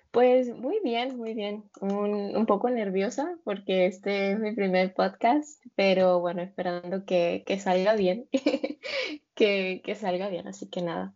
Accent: Venezuela; moved away as an adult; also born or lived in Norway / Colombia; now in Alicante, Spain; yo soy de Venezuela, de una ciudad que está muy cerca de Colombia. Y, y bueno, sí, soy de Venezuela, toda, casi toda mi vida viví allí.

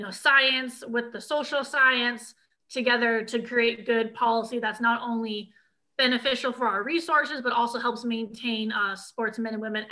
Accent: Washington, United States; moved away; also born or lived in Alabama; I'm originally from Washington State. So it's best of both worlds as far as hunting and fishing goes.

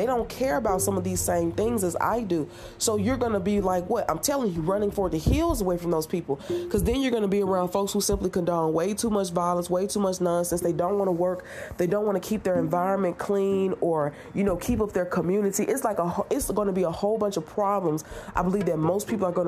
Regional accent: United States; as an American

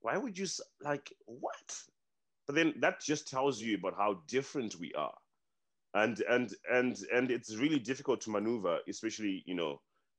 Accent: Zimbabwe; moved away; I'm from Africa. I'm from Zim. I come from a place where they do that.

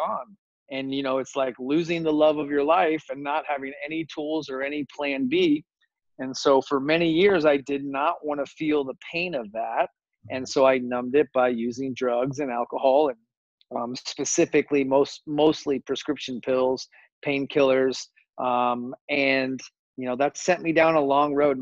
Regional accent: Phoenix, Arizona, United States; I grew up here in Phoenix, Arizona

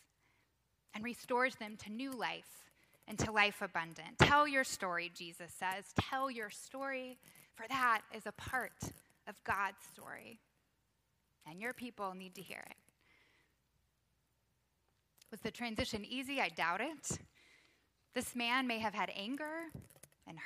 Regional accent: Texas, United States; now in Georgia, United States; I grew up in Texas

